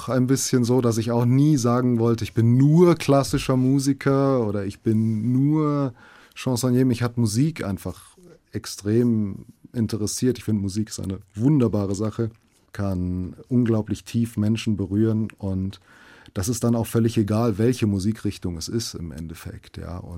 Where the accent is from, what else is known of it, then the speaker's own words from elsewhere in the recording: Frankfurt, Hesse, Germany; also natürlich ich bin in, in Frankfurt aufgewachsen und ich finde, es ist ein, eine wunderbare Stadt.